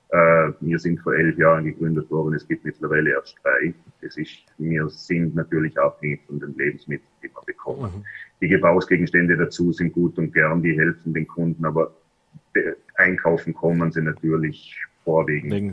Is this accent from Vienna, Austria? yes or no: no; Vorarlberg, Austria; Äh, wo ich danke sagen darf, ist meine Heimatgemeinde äh, in Vorarlberg unterstützt uns jedes Jahr